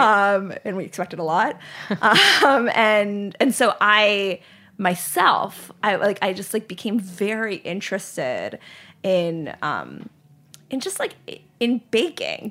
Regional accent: Charlotte, North Carolina, United States; also born or lived in Lehigh Valley, Pennsylvania; I grew up in Charlotte, North Carolina.

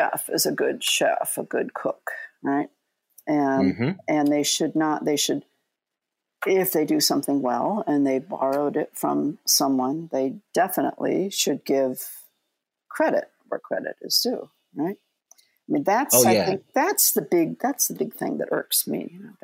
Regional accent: South Bend, Indiana, United States; born or raised there

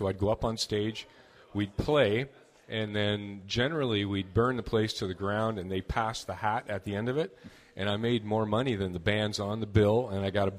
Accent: Sarnia, Ontario, Canada; I grew up in Sarnia, Ontario

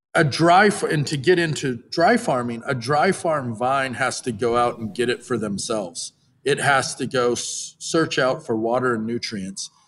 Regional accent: Napa, California, United States; I was born and raised in Napa, went away to college, and I moved home

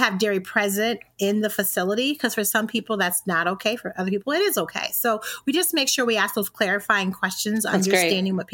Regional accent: Indiana, United States; also born or lived in Alabama; now in Michigan, United States; I'm originally from Indiana

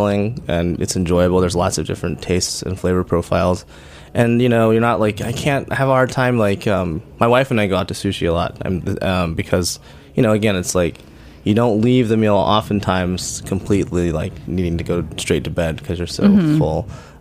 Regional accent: Oklahoma City, Oklahoma, United States; moved away as an adult; also born or lived in San Francisco; I grew up in Oklahoma City

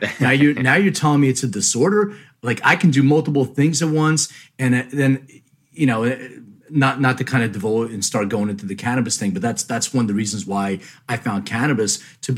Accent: Philadelphia, Pennsylvania, United States; now in Los Angeles, United States; I'm originally from Philly

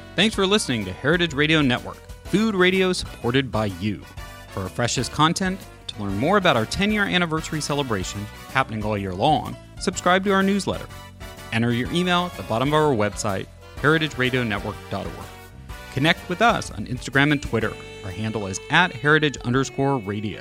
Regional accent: California, United States; as a Californian

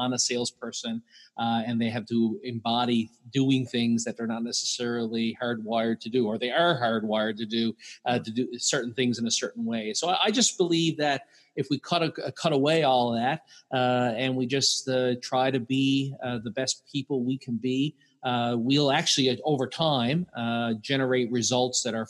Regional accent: Newfoundland and Labrador, Canada; So I'm from Newfoundland, Canada.

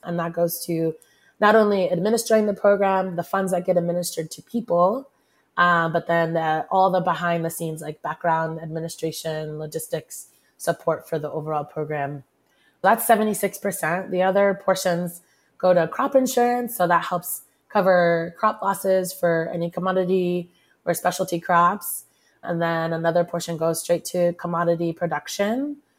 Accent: Dallas, Texas, United States; I am originally from Dallas, Texas

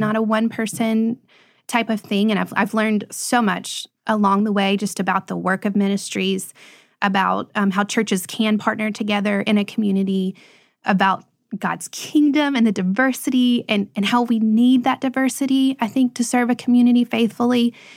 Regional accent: Lebanon, Tennessee, United States; where we live now, Lebanon, is actually my hometown. And it's my parents' hometown.

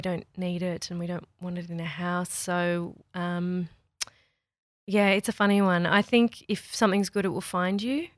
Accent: Australia; we're Aussie

